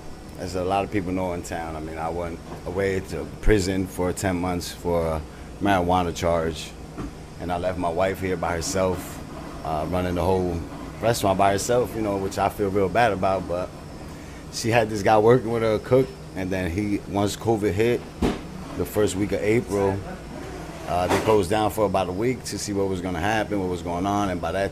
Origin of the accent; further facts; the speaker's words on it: Paterson, New Jersey, United States; I was born here in Patterson.